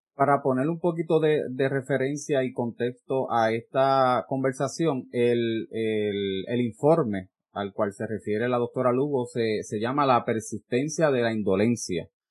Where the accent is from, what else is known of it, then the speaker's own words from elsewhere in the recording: Peñuelas, Puerto Rico; yo soy de Peñuela